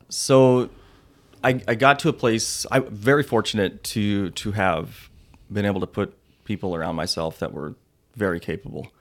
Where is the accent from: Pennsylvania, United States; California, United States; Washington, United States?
Washington, United States; Electric City; I grew up in Electric City, Washington.